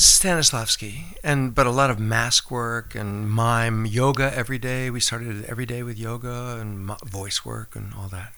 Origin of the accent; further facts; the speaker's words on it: Springfield, Massachusetts, United States; moved away as an adult; also born or lived in North Conway, New Hampshire / Fryeburg, Maine / New York / Los Angeles; now in Nantucket, United States; I grew up in Western Mass